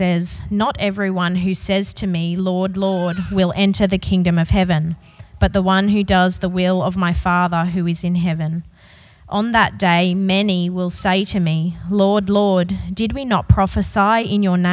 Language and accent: English; Brisbane, Queensland, Australia; I grew up in Brisbane in a really loving